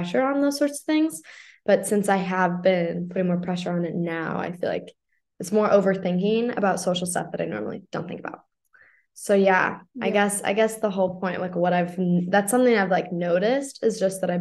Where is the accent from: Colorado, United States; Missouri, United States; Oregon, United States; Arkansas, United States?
Missouri, United States; St. Louis; I'm obviously American. I'm from St. Louis.